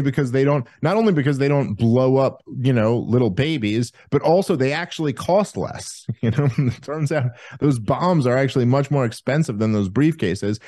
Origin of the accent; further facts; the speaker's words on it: New York City, New York, United States; moved away as an adult; I grew up in New York City. I, uh, up until twenty twenty, I lived in New York City my entire life